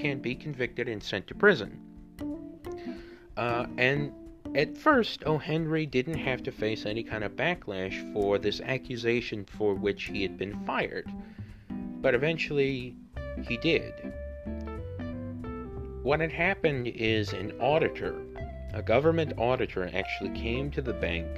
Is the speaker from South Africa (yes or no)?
no; Honduras; my home country, Honduras.